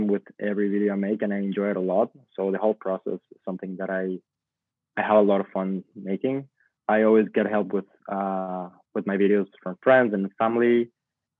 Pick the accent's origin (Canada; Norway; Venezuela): Venezuela; moved away as an adult; also born or lived in Boston; I'm a Venezuelan video content creator. I grew up in Venezuela, but I moved to Boston when I was 18.